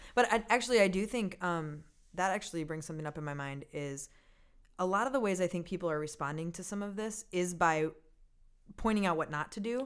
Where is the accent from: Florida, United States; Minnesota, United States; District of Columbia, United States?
Minnesota, United States; Minneapolis; I'm a Minnesota girl